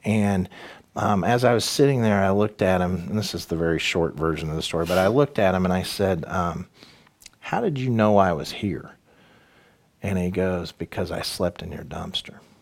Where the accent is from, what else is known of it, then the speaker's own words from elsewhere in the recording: Danville, Illinois, United States; also born or lived in Champaign; my hometown of Danville